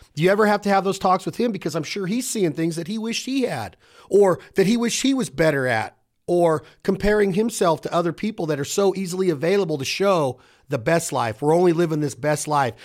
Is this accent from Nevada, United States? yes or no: yes; Reno, Nevada, United States; I'm from Reno, Nevada.